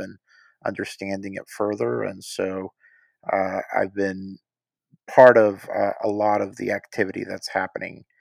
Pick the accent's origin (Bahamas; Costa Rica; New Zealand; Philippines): Costa Rica; moved away as an adult; now in Chattanooga, United States; I was raised in Costa Rica